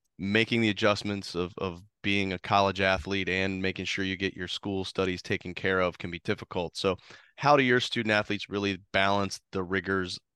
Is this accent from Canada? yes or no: no; Ohio, United States; I grew up in Ohio, driving I-70 many times